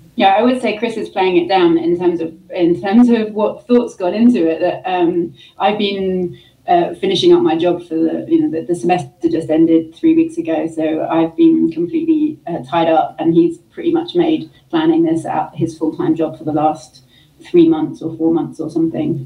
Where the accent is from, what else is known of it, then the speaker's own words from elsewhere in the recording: London, United Kingdom; moved away as an adult; also born or lived in Brighton, United Kingdom / Michigan, United States; now in Utah, United States; I'm from the UK. Um, I'm originally from London, uh, but I, I, call Brighton home. I lived there for 10 years before moving to the States